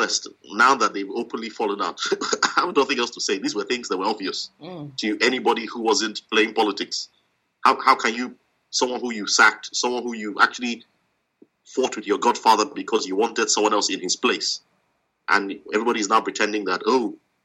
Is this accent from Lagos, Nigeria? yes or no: no; Edo, Nigeria; I'm from Edo State.